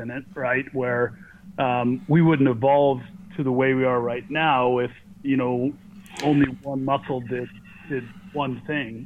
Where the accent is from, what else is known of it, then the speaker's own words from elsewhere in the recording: Berkeley, California, United States; also born or lived in Davis / New Zealand; I grew up in Berkeley